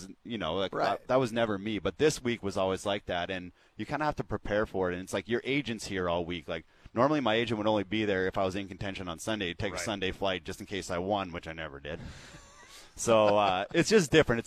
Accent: Canada; As a Canadian

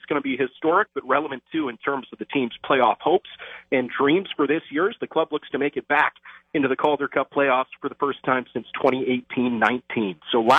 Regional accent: Rochester, Minnesota, United States; I grew up in Minnesota, so, you know, in the winter in my town, Rochester

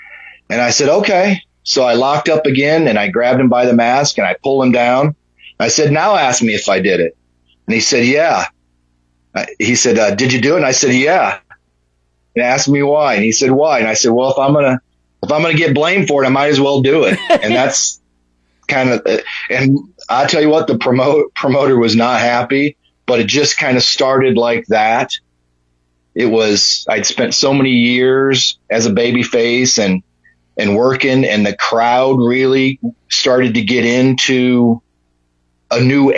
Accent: Georgia, United States; My hometown at the time was just outside of Atlanta.

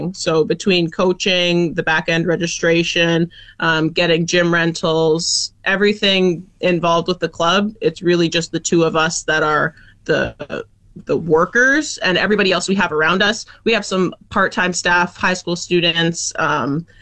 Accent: Toronto and Sault Ste. Marie, Ontario, Canada; moved away as an adult; now in Fort McMurray, Canada; I'm born and raised in Toronto and Sault Ste. Marie, Ontario, so between the two cities.

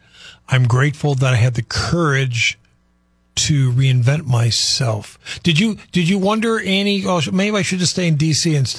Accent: Midwest, United States; also born or lived in East Coast; now in California, United States; I'm originally from the East Coast. But when I grew up in the Midwest, I could have gone east, back to my roots, or I could have come west. And I chose to come west

